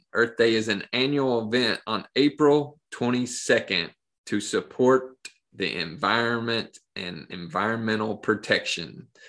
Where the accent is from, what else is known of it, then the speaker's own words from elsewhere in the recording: Appalachia, United States; Man, I've always wanted to have a pawpaw tree growing up in Appalachia.